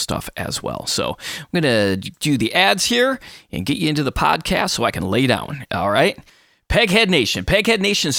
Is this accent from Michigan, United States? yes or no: yes; Michigan, United States; my home state of Michigan